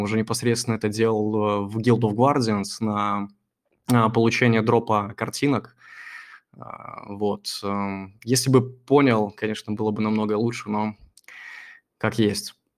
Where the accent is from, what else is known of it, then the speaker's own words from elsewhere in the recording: Belarus; я вообще с Беларуси